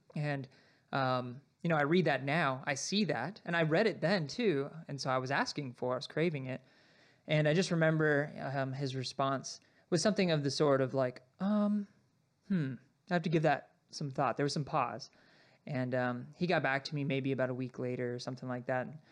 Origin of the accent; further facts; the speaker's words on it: Sierra Vista, Arizona, United States; I grew up in Arizona, so I was born and raised in Sierra Vista